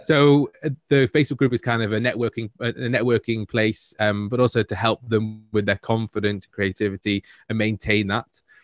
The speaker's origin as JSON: {"language": "English", "town": "Manchester", "region": "North West England", "country": "United Kingdom", "tie": "born or raised there", "said": "I am a Mancunian, born and bred."}